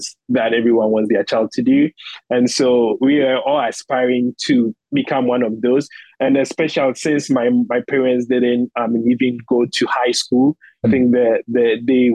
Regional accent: Bonfa Achiase, Ashanti, Ghana; moved away as an adult; also born or lived in Kumasi; now in United States; I was born in a specific town called Bonfa Achiase. So that is where I was born. So I was in that small community. That is where I grew up.

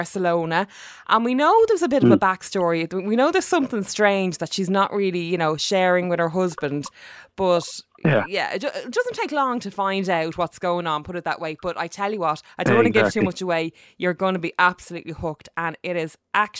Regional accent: Dublin, Leinster, Ireland; I'm an Northsider

